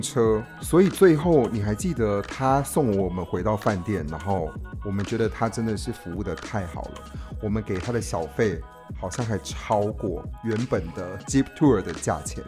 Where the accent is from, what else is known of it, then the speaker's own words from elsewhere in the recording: Taiwan; 我们是从台湾来的